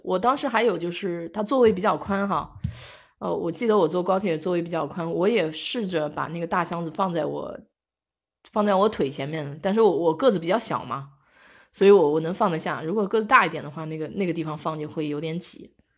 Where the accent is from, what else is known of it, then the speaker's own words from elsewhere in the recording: Nanjing, Jiangsu, China; moved away; 原来小时候在夫子庙那边儿就是有很多大排档嘛，我爸妈带我去